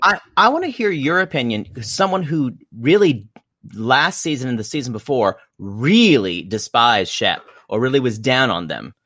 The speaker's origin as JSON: {"language": "English", "region": "South Carolina", "country": "United States", "said": "You will not get me to betray my homeland"}